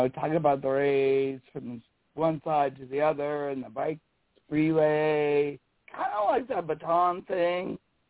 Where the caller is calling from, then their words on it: South Dakota, United States; from South Dakota in the Black Hills, right? We're a really, like, tourist area.